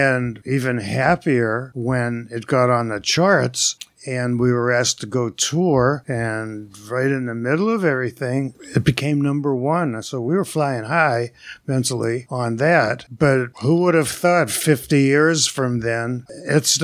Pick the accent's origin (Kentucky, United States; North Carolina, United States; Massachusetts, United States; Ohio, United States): Massachusetts, United States; Boston; also born or lived in Los Angeles / Marin County; now in Sonoma County, United States; I was originally from Boston area